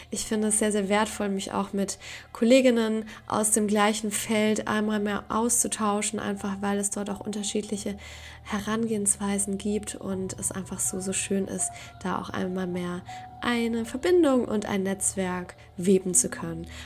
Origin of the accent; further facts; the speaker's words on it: Poland; German is a second language; moved away as an adult; now in Germany; ich bin in Polen aufgewachsen. Ich bin nach Deutschland gekommen